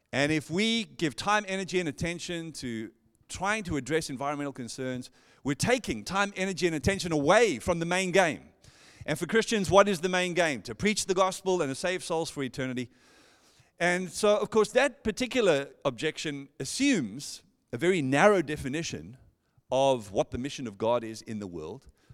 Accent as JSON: {"language": "English", "town": "Johannesburg", "region": "Gauteng", "country": "South Africa", "tie": "born or raised there", "moved": "as an adult", "lives_now": "Perth, Australia", "said": "born and raised in Johannesburg, South Africa, and moved here in, oh, two thousand seven with my wife"}